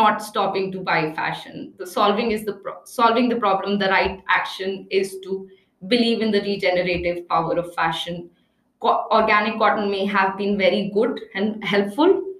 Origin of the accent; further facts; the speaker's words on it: Agra, Uttar Pradesh, India; also born or lived in New Delhi; I grew up in Agra and I worked in New Delhi a lot.